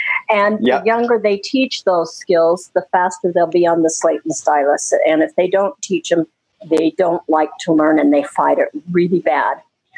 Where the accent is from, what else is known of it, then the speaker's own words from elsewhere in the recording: Utah, United States; from Utah. I'm a teacher for the blind